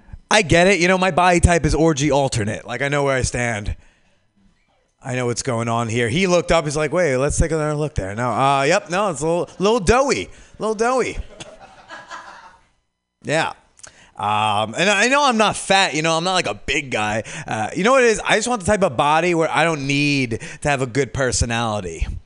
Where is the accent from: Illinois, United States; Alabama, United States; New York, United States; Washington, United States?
New York, United States; New York City; Yeah, I came all the way from New York City for this.